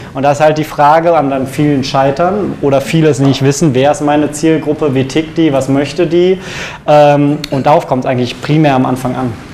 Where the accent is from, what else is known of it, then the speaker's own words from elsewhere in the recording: Cologne, North Rhine-Westphalia, Germany; ich bin unabhängiger SEO-Berater, gebürtig aus Köln